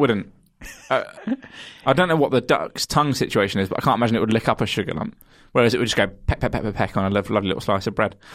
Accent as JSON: {"language": "English", "area": "Kent", "region": "South East England", "country": "United Kingdom", "said": "I'm from Kent"}